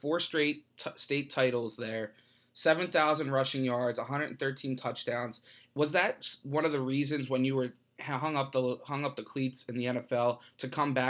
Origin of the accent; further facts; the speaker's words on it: Philadelphia, Pennsylvania, United States; moved away as an adult; now in Central Pennsylvania, United States; I'm from the Philadelphia area, so I'm starting to get a better grasp of this Central PA high school football